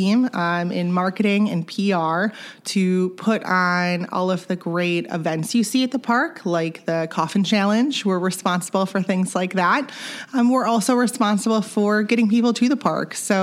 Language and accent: English; Livonia, Michigan, United States; moved away as an adult; now in Chicago, United States; I grew up in southeastern Michigan in a town called Livonia. It's outside Detroit.